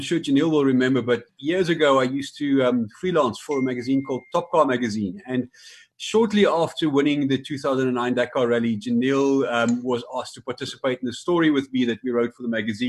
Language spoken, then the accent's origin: English; South Africa; watching that final stage as a South African